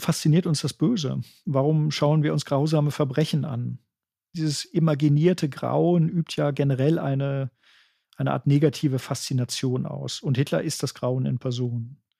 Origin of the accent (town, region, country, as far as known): Germany